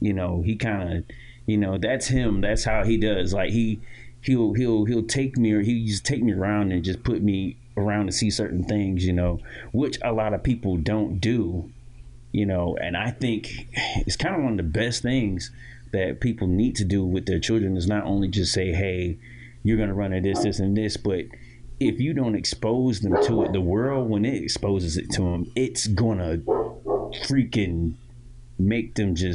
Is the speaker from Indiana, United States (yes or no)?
no; Titusville, Florida, United States; I was born and raised in Titusville, Florida